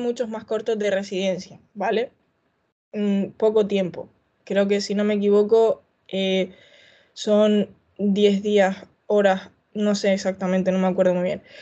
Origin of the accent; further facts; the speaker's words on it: Canary Islands, Spain; yo en mi tierra de Canarias, de donde soy